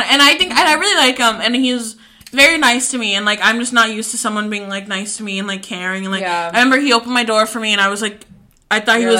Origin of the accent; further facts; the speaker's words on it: Tucker, Georgia, United States; Low-key, I think it's because I grew up in Tucker.